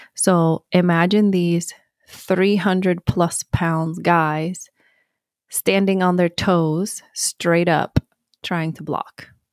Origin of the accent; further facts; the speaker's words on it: Sweden; moved away; born and raised in Sweden